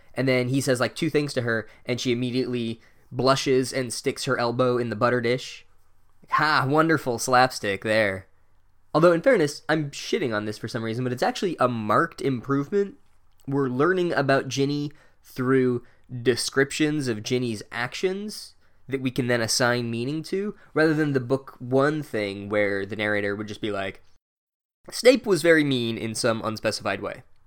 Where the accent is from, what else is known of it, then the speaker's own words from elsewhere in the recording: United States; I'm an American